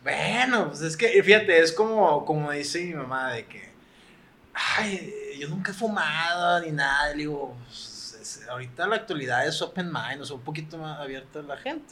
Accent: Monterrey, Nuevo León, Mexico; nosotros somos de aquí de Monterrey

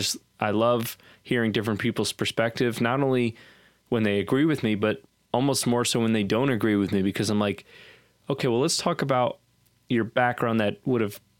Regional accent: Southern United States, United States; uh, growing up in the Bible Belt

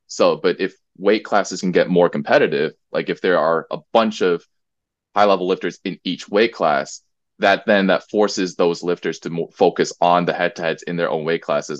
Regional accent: United States; now in Korea; growing up in the States

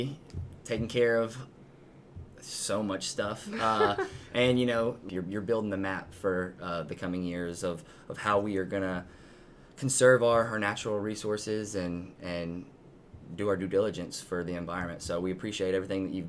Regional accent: Tennessee, United States; Tennessee, I'm biased, born and raised here

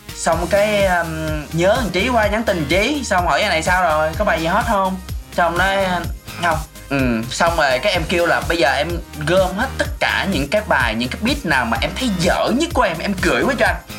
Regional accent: Mekong Delta, Vietnam; em muốn kiểu quảng cáo quê hương của mình đến càng nhiều người càng tốt ừ. để mọi người biết là miền tây nó nhẹ nhàng

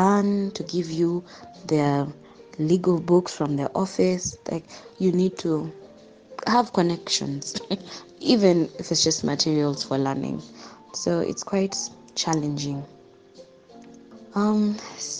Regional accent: Kenya; my journey as a Kenyan law student

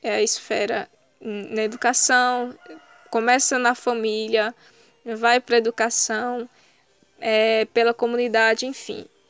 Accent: Ouricuri, Pernambuco, Brazil; Eu sou do sertão do Araripe, da cidade de Oricuri, uma comunidade de uma comunidade rural chamada Sítio Lagoa do Pau Ferro

